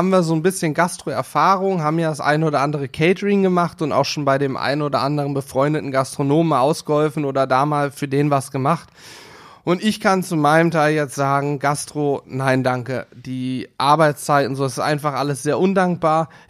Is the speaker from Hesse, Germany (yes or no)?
yes; Northern Hesse, Germany; now in Hanover, Germany; ich komme ja ursprünglich aus Nordhessen.